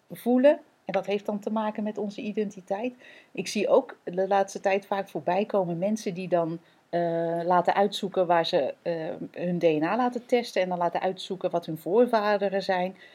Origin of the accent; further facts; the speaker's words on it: Netherlands; wij zijn Nederlanders. En, en dus hebben wij van huis uit meegekregen.